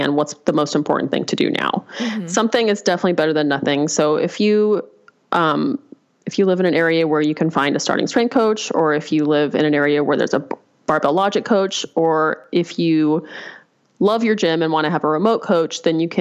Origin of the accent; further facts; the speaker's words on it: Albuquerque, New Mexico, United States; I grew up in Albuquerque